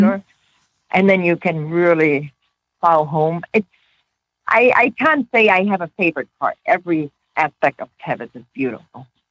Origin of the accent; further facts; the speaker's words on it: Oregon, United States; We are from Oregon